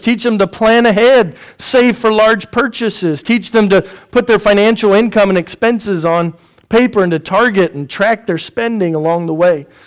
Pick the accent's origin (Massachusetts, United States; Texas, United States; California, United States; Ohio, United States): Texas, United States; Houston; also born or lived in Indiana; we're from Houston, or I'm from Houston